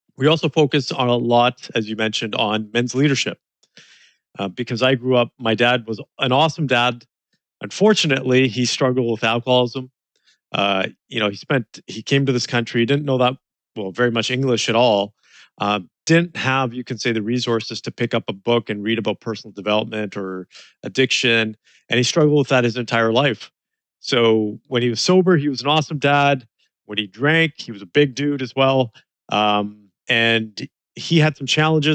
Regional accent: Kelowna, British Columbia, Canada; I was born in this small town called Kelowna, British Columbia. And my parents immigrated there back in the early 70s, and I was born there. I have to say, I'm so blessed to have been raised there.

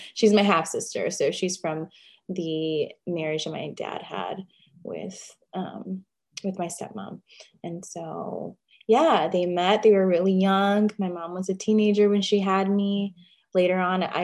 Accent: Chicago, Illinois, United States; also born or lived in Pilsen, Chicago; I grew up in Chicago. Chicago is my hometown.

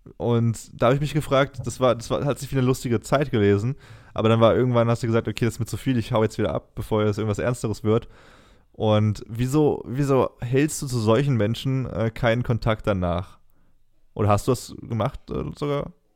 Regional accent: Germany; als Deutscher

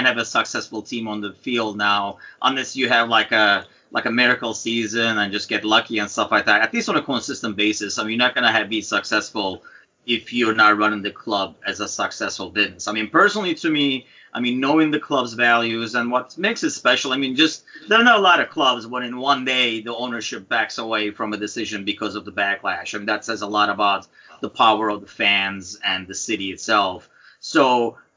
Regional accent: Turkey; now in United States; growing up in Turkey

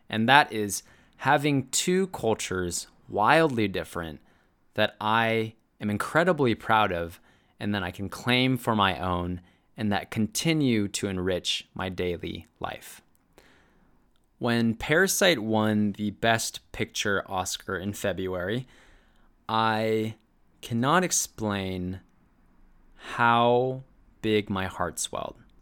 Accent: United States; Being Korean American is all that I know and all that I ever will know

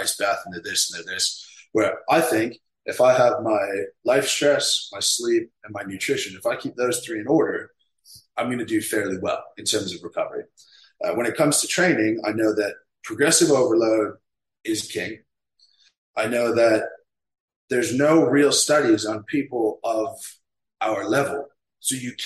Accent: Canada; I have a business here in my hometown

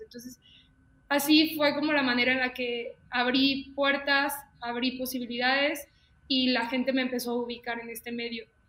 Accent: León, Guanajuato, Mexico; Soy de León, Guanajuato. Mucha gente luego piensa que soy de la Ciudad de México, pero soy de León, Guanajuato, aquí en mi bonito Londres.

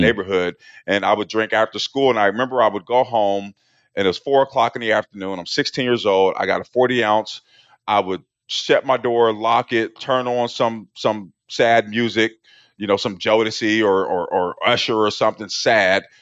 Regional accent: Portland, Oregon, United States; I grew up in Portland, Oregon in the eighties

